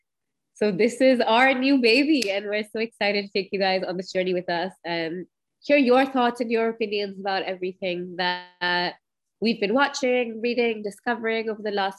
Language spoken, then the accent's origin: English; Karachi, Sindh, Pakistan; I'm from Karachi.